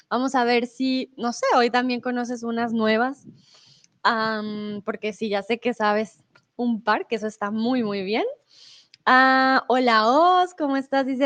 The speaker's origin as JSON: {"language": "Spanish", "region": "Bogotá", "country": "Colombia", "said": "Yo soy de Bogotá, pero he perdido mi acento un poco. Debo aceptarlo. Entonces, el español que escuchan de mí es un español muy neutro, un español con un acento muy particular porque, sí, como que he estado aquí y allá"}